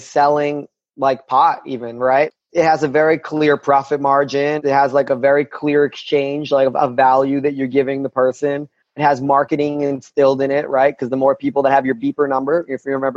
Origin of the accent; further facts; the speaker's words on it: New York City, New York, United States; also born or lived in Chechnya; I grew up in Brooklyn, New York in the 90s